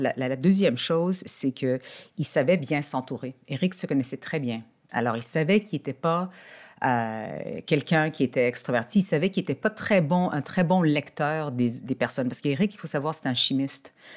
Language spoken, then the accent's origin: French; Montreal, Quebec, Canada; je suis née à Montréal, au Québec.